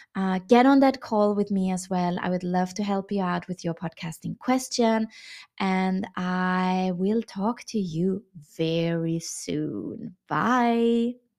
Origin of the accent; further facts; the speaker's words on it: Vienna, Austria; moved away as an adult; also born or lived in China; how my reintegration in my hometown Vienna is going after 13 years abroad in China